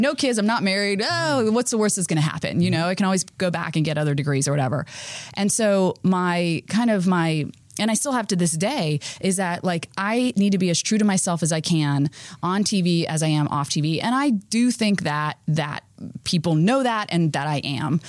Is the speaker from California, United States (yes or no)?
no; Florida, United States; I grew up in Florida